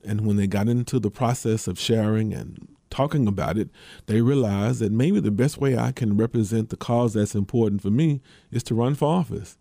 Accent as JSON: {"language": "English", "town": "Memphis", "region": "Tennessee", "country": "United States", "tie": "born or raised there", "said": "the city of Memphis, my, my hometown"}